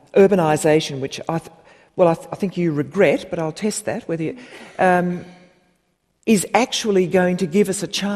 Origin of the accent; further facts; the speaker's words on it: Perth, Western Australia, Australia; I grew up in Perth